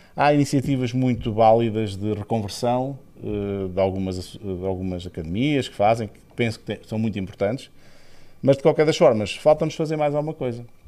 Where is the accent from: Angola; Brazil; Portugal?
Portugal; Aveiro, Centro; moved away as an adult; eu vivi em três países, eh, além de Portugal, eh, e sou de Aveiro